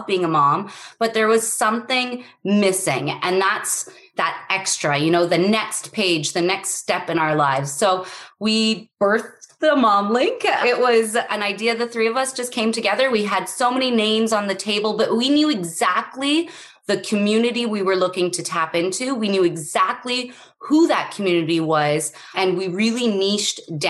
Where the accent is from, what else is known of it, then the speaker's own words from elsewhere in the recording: Canada; I'm Canadian.